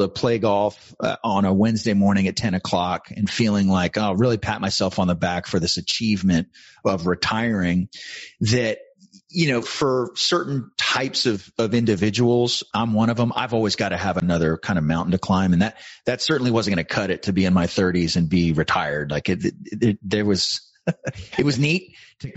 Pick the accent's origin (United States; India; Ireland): United States; San Antonio, Texas; I was born and raised in San Antonio, Texas, graduated college here